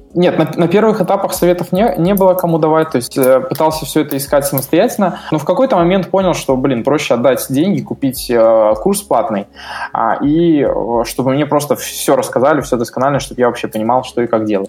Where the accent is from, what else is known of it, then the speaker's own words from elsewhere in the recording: Belarus; moved away as an adult; also born or lived in Russia; я сам с Беларуси